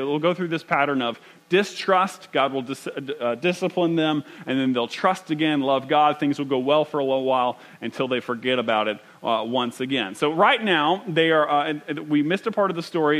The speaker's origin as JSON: {"language": "English", "country": "United States", "said": "as American as you get"}